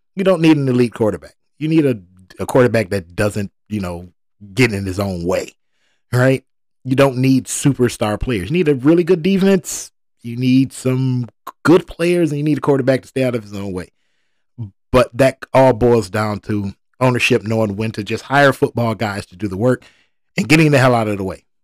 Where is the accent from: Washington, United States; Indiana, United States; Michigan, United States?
Michigan, United States; Detroit; I was born in Detroit. I'm a Detroit first, Detroit only kind of guy.